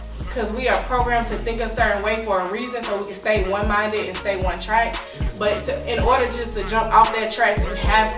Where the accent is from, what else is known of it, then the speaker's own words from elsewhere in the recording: Chattanooga, Tennessee, United States; Well, I'm originally from Chattanooga, Tennessee.